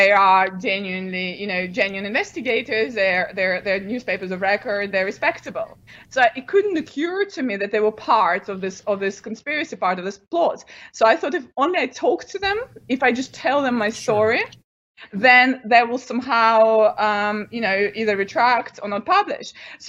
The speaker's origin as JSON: {"language": "English", "country": "United Kingdom", "said": "And obviously, I don't work for Russian intelligence. I'm a British academic."}